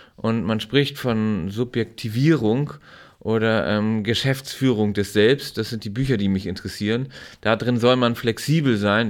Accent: Timmendorfer Strand, Schleswig-Holstein, Germany; ich bin in Timdower Strand an der Ostsee aufgewachsen

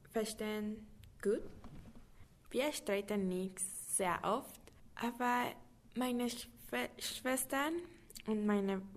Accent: Germany; now in Mexico

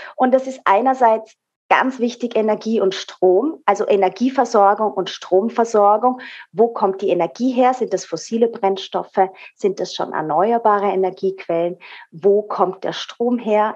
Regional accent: Austria; hier bei uns in Österreich

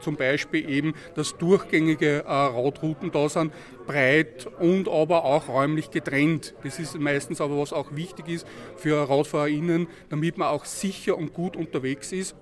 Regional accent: Linz, Upper Austria, Austria; Ich komme ja aus dem Linzer Süden

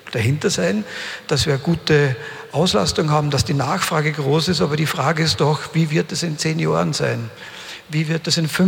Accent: Upper Austria, Austria; Ich komme ja selbst aus dem Hausruck. Meine gesamte Familie war im braunen Kohlebergbau tätig, 159 Jahre.

